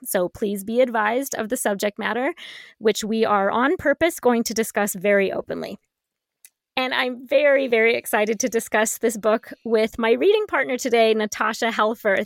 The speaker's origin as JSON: {"language": "English", "area": "San Francisco Bay Area", "region": "California", "country": "United States", "tie": "born or raised there", "said": "the San Francisco Bay Area, my hometown"}